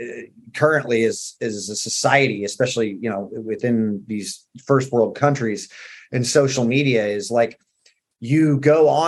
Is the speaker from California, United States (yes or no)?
yes; Southern California, United States; I grew up in Southern California